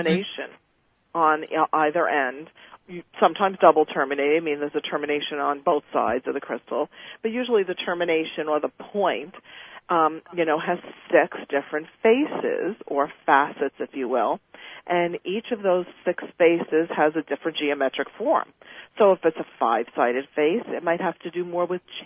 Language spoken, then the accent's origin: English; New York, United States; I was brought up in Catholicism, as you know, an Italian from New York.